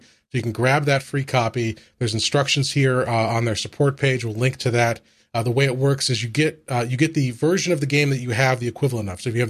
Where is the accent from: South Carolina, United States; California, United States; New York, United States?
New York, United States; Buffalo; Everybody knows I'm a hockey fan. I'm from Buffalo.